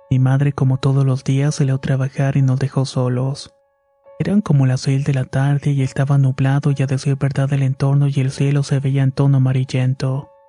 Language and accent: Spanish; Veracruz, Mexico; Somos originarias de Veracruz, de un pueblo a solamente una hora de Catemaco.